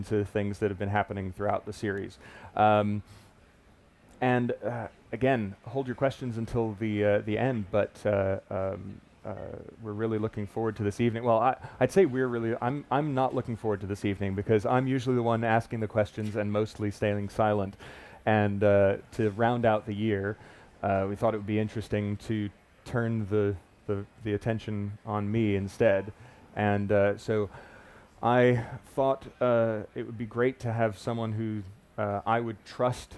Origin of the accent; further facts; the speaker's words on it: Miami Beach, Florida, United States; moved away; also born or lived in Fort Lauderdale; I grew up in Miami Beach, Fort Lauderdale, and spent a lot of my time when I lived there on the beach